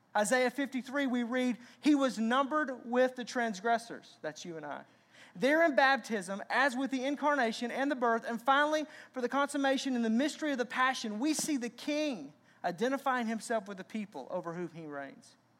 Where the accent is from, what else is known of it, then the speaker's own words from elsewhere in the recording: Arkansas, United States; I grew up in Arkansas